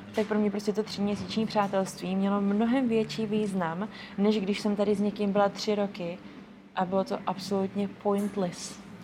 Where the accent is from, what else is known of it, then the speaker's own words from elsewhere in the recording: East Bohemia, Czechia; moved away as an adult; now in Prague, Czech Republic; přestěhovala do Prahy, jsem původně z východních Čech